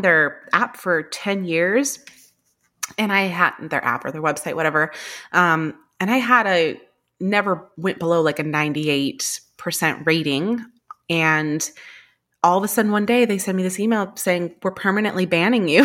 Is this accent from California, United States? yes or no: yes; California, United States; moved away as an adult; now in New York, United States; I'm originally from California, but I've been in New York now for about twelve years